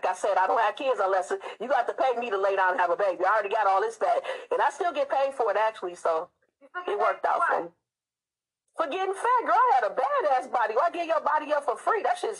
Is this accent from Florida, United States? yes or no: no; Detroit, Michigan, United States; now in Seattle, United States; I'm calling you from Seattle, but I'm a Detroit native, baby. D-Town, what up, though?